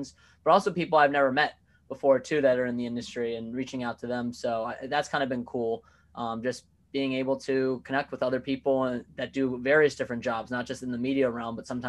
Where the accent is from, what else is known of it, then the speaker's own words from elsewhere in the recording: Virginia, United States; now in New Jersey, United States; I'm a transplant of New Jersey. I grew up in Virginia and kind of moved around a little bit too.